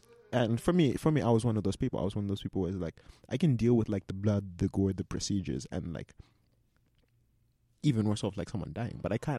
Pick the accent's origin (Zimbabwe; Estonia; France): Zimbabwe; now in Canada; growing up in Zimbabwe.